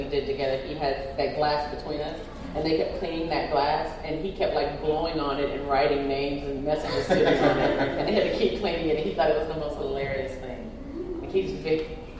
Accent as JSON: {"language": "English", "region": "Texas", "country": "United States", "said": "I'm originally from Texas"}